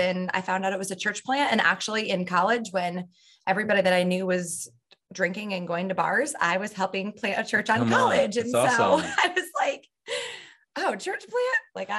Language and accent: English; Michigan, United States; moved away; No, I grew up in the Midwest, mostly in Michigan.